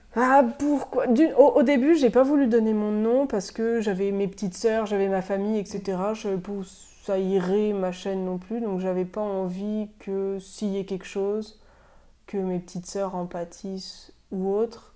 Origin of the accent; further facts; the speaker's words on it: France; moved away as an adult; now in Montreal, Canada; depuis que je suis partie de France